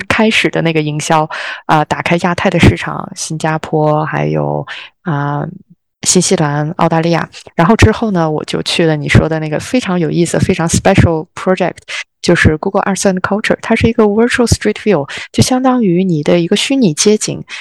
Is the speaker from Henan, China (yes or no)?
yes; Zhengzhou, Henan, China; moved away as an adult; also born or lived in London; now in Australia; 从郑州我们的家乡，第一次离开家乡